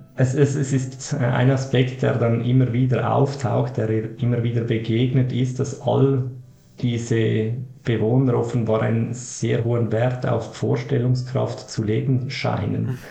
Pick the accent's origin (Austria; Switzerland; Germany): Switzerland; Als Schweizer